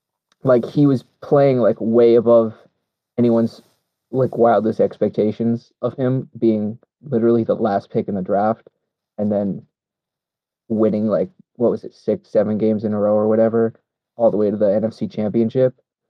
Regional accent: Rhode Island, United States; also born or lived in Boston; I grew up in Rhode Island, like basically my whole life, And before that, I lived in Boston

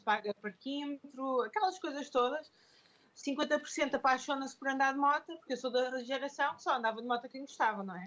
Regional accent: Lisbon, Portugal; now in Porto, Portugal; eu mudei-me para o Porto, eu sou de Lisboa

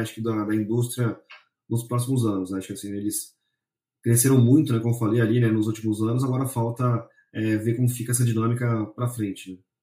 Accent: São Paulo, Brazil; eu sou aqui de São Paulo

